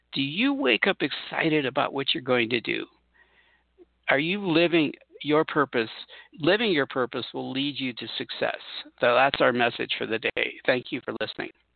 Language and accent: English; Southern California, United States; moved away; I come from Southern California